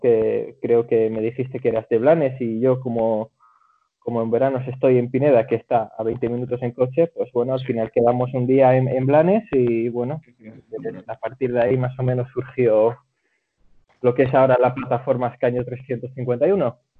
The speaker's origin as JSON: {"language": "Spanish", "town": "Zaandam", "country": "Netherlands", "tie": "born or raised there", "said": "llevo toda mi vida viviendo en Holanda"}